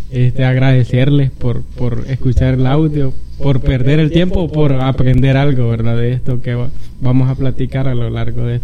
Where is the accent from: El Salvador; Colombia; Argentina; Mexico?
El Salvador; platicar entre, entre cheros, entre guanacos, que somos buenos salvadoreños, ¿verdad?